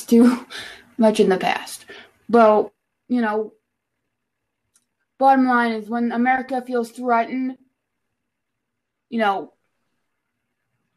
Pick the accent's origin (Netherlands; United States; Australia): United States; I'm an American